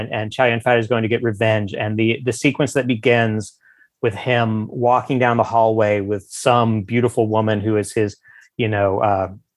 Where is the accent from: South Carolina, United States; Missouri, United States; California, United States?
Missouri, United States; the Ozarks; also born or lived in Columbia, Missouri; I grew up in Ozarks city. It was, you know, the largest city in the Ozarks, but it was still in the Ozarks